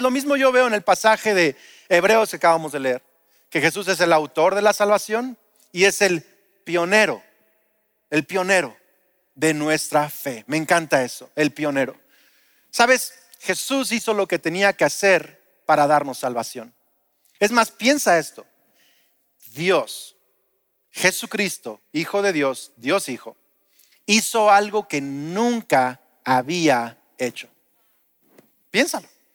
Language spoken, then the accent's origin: Spanish; Lázaro Cárdenas, Michoacán, Mexico; also born or lived in Uruapan; En el setenta y siete nos mudamos de Uruapan, yo era un bebé a Lázaro Cárdenas